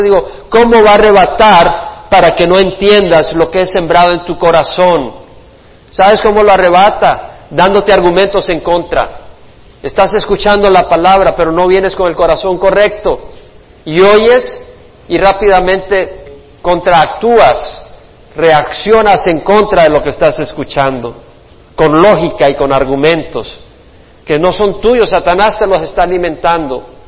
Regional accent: El Salvador; also born or lived in Florida / Houston / Georgia / South Carolina; now in California, United States; Del Salvador por la guerra salimos

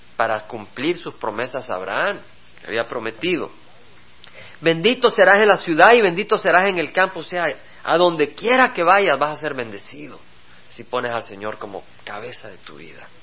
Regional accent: El Salvador; como salvadoreño, porque vengo del Salvador

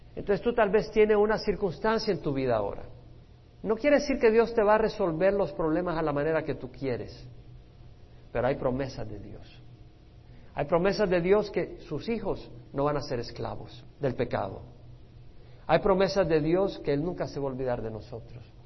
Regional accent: El Salvador; Yo nací en El Salvador, yo en El Salvador jamás hubiera recibido al Señor

